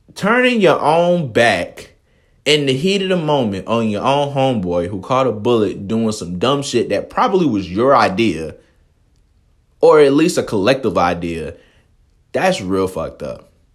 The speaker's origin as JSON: {"language": "English", "town": "Atlanta", "region": "Georgia", "country": "United States", "said": "I'm from Atlanta"}